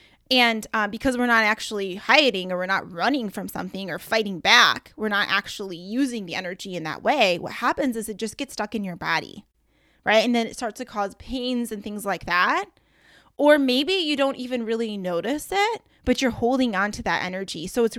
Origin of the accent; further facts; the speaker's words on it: Michigan, United States; I was like, I can't say y'all because I'm from Michigan and we say you guys.